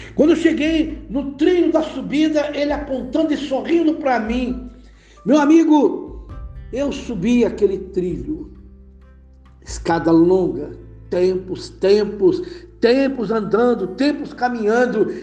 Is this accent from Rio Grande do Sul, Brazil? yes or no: no; Nova Iguaçu, Rio de Janeiro, Brazil; moved away; also born or lived in Belo Horizonte; antes de vir servir o exército, no Rio de Janeiro